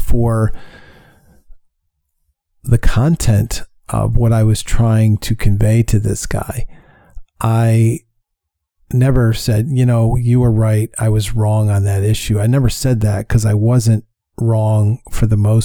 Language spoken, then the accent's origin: English; New York, United States; moved away; I'm from New York and he was at the helm when I was living in New York